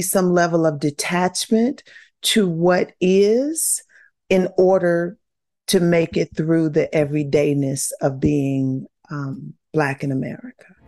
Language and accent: English; the South, United States; growing up in the South